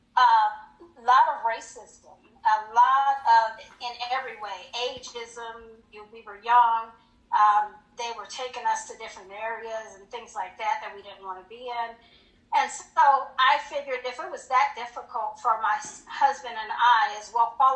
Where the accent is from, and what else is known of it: Colorado Springs, Colorado, United States; moved away as an adult; also born or lived in Hinesville, Georgia